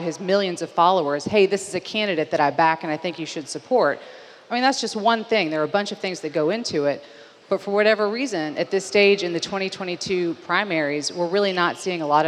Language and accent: English; Tennessee, United States; now in South Carolina, United States; my home state of Tennessee